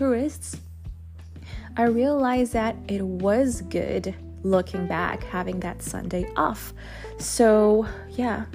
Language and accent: English; Germany; now in Netherlands; I was raised in Germany